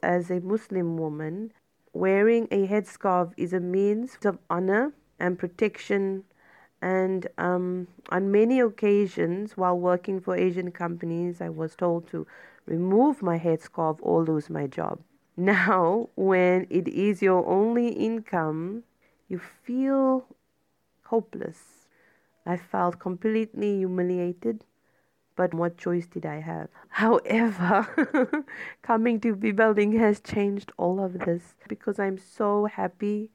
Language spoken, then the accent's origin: English; Cape Town, Western Cape, South Africa; I am a thirty-five-year-old woman from Cape Town, South Africa